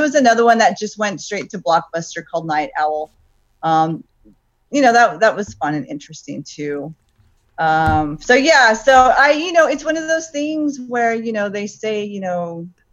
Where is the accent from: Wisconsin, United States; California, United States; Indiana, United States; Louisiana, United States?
California, United States; Los Angeles; now in Ventura County, United States; I originally am from Los Angeles. I was born in Los Angeles. But I live in Ventura County.